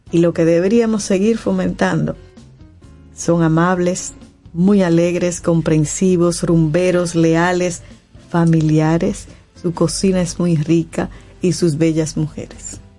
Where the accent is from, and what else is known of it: Dominican Republic